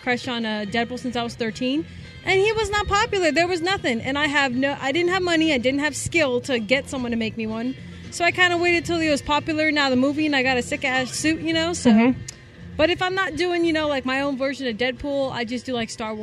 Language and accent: English; Modesto, California, United States; I'm mainly from Modesto area